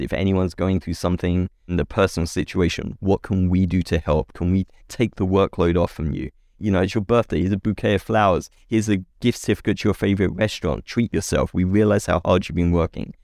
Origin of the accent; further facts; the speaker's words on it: England, United Kingdom; accent: British; now in California, United States; I grew up in England